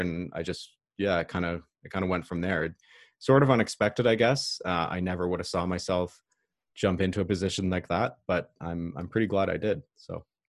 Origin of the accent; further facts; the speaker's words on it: about three hours north of Toronto, Ontario, Canada; I'm not from Toronto, I'm from about three hours north of Toronto